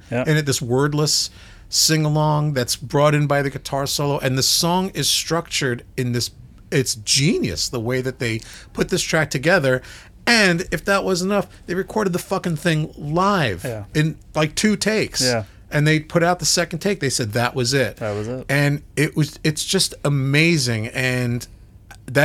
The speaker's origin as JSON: {"language": "English", "region": "New York", "country": "United States", "tie": "born or raised there", "said": "Brooklyn, New York, my hometown"}